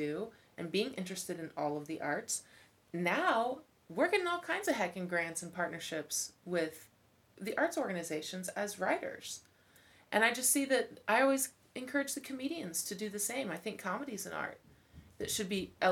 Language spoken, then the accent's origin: English; Kansas City, Kansas, United States; moved away as an adult; also born or lived in Lee's Summit, Missouri; I grew up in Wyandotte County and then spent a little time in Lee Summit at high school